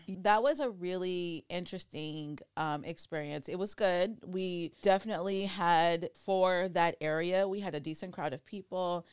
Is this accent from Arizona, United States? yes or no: no; Oxnard, California, United States; also born or lived in Thousand Oaks; I grew up in Ventura County, Oxnard specifically, um, born and raised, and now I'm out in Thousand Oaks.